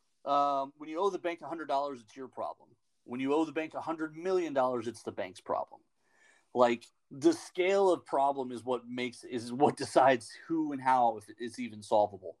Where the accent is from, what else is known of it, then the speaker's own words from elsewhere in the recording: United States; As an American